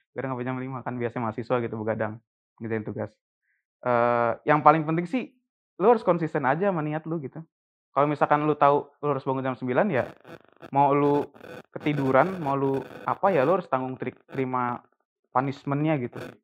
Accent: Cirebon, West Java, Indonesia; moved away as an adult; also born or lived in Jakarta; gue orang Cirebon

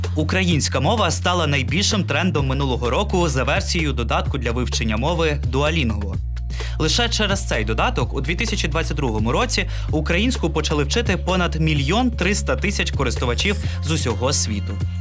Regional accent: Ohio, United States; Ukrainian is a second language; moved away as an adult; also born or lived in Ukraine; зі штату Огайо в США

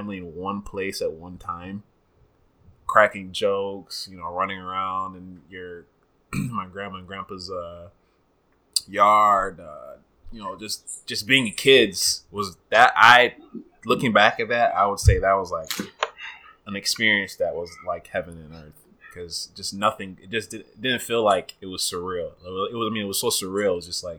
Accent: Uganda; moved away; Growing up in Uganda

